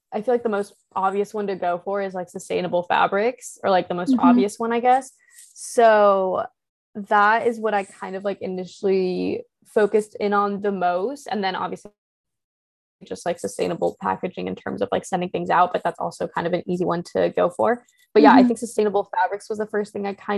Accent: Midwest, United States; growing up in the Midwest

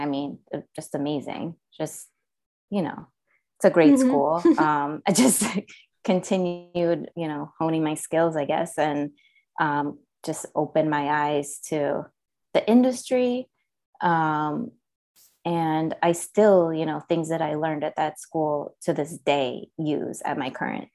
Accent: Vancouver, British Columbia, Canada; moved away as an adult; now in New York, United States; I'm from Vancouver, actually

